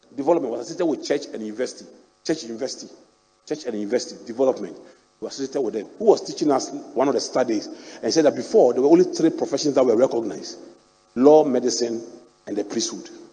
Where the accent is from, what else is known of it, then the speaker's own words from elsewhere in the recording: Ghana; also born or lived in Akyem; I grew up in Anabraka